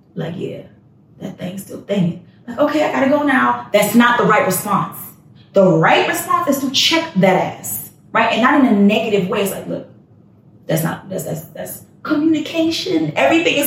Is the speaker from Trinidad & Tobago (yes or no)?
yes; Trinidad & Tobago; now in Texas, United States; I'm not even Jamaican. I'm Trinidadian